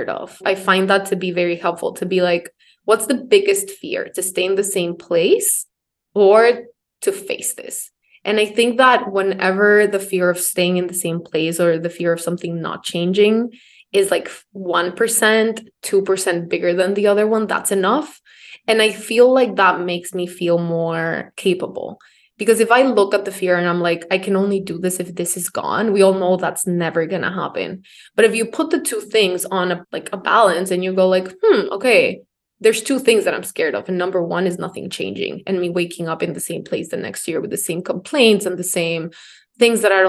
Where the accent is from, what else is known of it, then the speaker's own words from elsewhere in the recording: Ecuador; moved away as an adult; now in New York, United States; I'm from Ecuador.